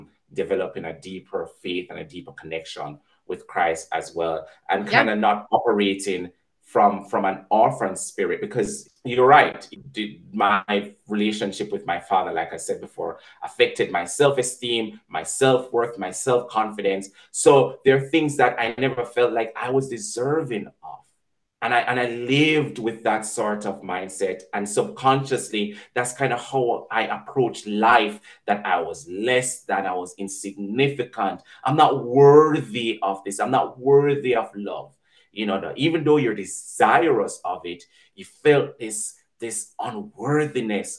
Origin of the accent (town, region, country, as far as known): Jamaica